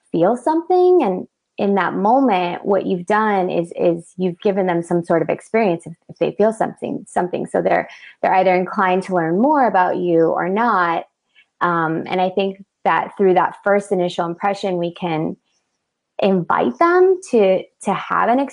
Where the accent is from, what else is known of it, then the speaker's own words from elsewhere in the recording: Broward County, South Florida, United States; also born or lived in Miami, Florida; now in Lake Worth, United States; I'm a local to South Florida, born and raised. I was born in Miami, raised in Broward.